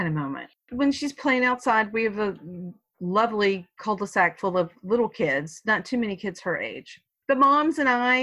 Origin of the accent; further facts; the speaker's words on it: the South, United States; I was born, I was brought up in the South.